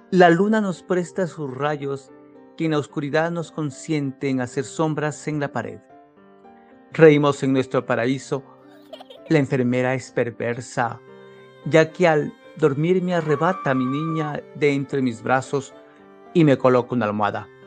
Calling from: Loja, Ecuador; Les saludo cordialmente desde Loja, Ecuador.

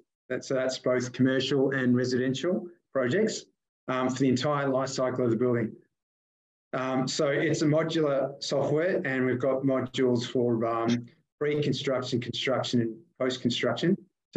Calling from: Melbourne, Victoria, Australia; I'm joining you from Melbourne

